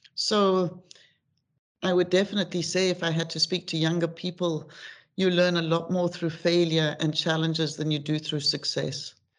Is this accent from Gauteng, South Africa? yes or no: yes; Johannesburg, Gauteng, South Africa; moved away; also born or lived in United Kingdom / New York / Morocco; I was born in Johannesburg, um, I'm the youngest in my family of four. And I grew up in Johannesburg